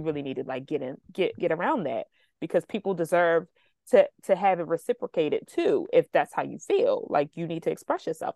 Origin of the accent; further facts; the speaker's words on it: United States; as a American